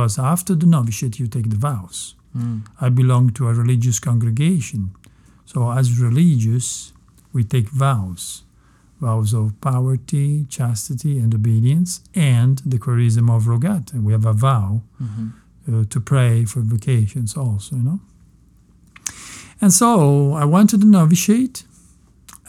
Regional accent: Messina, Sicily, Italy; moved away; also born or lived in Palermo, Italy; I come from Sicily. I was born in Palermo. Mm. And I always lived in Messina.

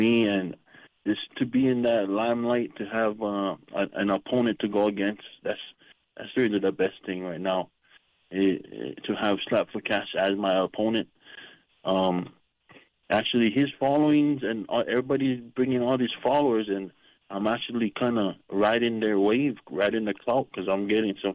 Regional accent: Kona, Hawaii, United States; moved away as an adult; also born or lived in Oahu, Hawaii / Hilo, Hawaii; now in Las Vegas, United States; I was born in Oahu, on the west side of Hawaii. And then I moved to the Big Island, and I graduated up in Kona

